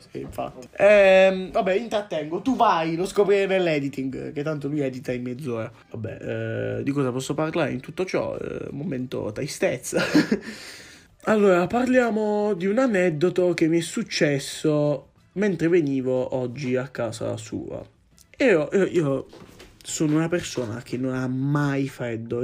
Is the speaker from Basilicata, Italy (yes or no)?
yes; Matera, Basilicata, Italy; Noi siamo di Matera